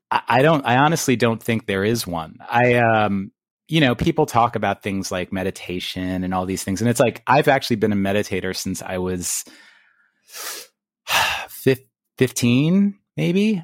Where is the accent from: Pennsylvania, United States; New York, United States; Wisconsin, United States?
New York, United States; New York City; also born or lived in Long Island; I grew up in Queens